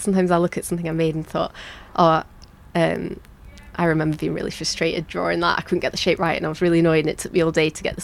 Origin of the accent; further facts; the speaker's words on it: Leeds, Yorkshire and the Humber, United Kingdom; moved away; I've lived in a few different places, but I was born in Leeds, and by coincidence, I've ended up back here